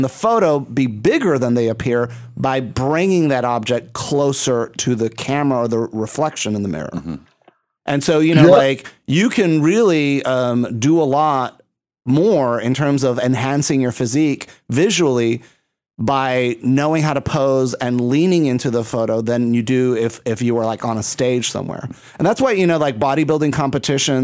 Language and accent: English; Puerto Rico; I'm from Puerto Rico.